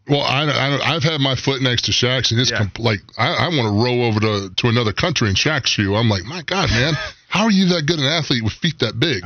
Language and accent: English; Aiken, South Carolina, United States; moved away; I grew up in Aiken, South Carolina, outside of Aiken County.